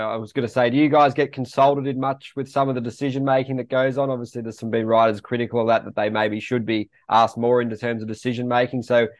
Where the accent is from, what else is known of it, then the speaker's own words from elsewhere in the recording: Australia; me being an Australian